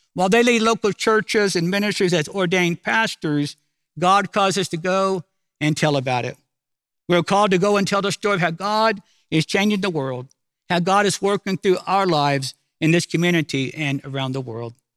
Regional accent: Oklahoma City, Oklahoma, United States; I'm from Oklahoma City

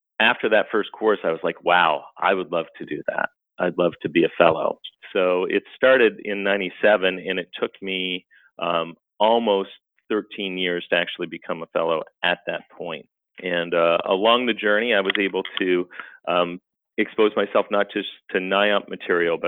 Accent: Canada; moved away as an adult; now in United States; I was actually born and raised in Canada, and then I came down to the United States to get a master's degree.

